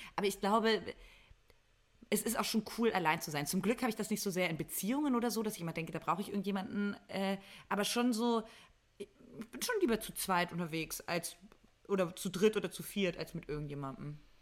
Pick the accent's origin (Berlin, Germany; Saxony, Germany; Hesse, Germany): Berlin, Germany; moved away; also born or lived in Mainz; ich komme aus Berlin und habe da auch lange gelebt. Aus der Ecke zumindest, Berlin-Brandenburg.